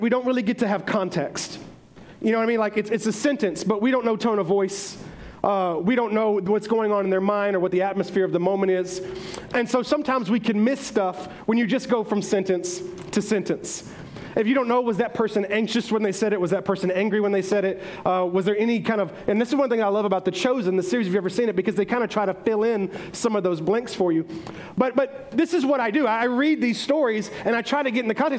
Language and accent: English; the South, United States; we're all from the South, so we've been raised up in this teaching